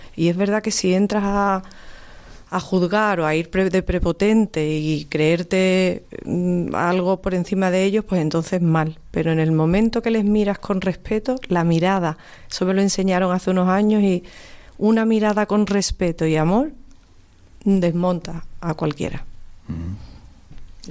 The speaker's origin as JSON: {"language": "Spanish", "town": "Cádiz", "region": "Andalusia", "country": "Spain", "lives_now": "Seville, Spain", "said": "yo que soy de Cádiz"}